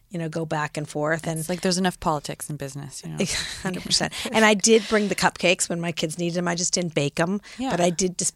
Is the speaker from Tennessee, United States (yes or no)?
no; Los Angeles, California, United States; also born or lived in San Francisco / Frankfurt, Germany; now in New York, United States; So I grew up in Los Angeles. Actually, I was born in San Francisco, grew up in Los Angeles, lived in Frankfurt, Germany for three years because my father was a doctor in the army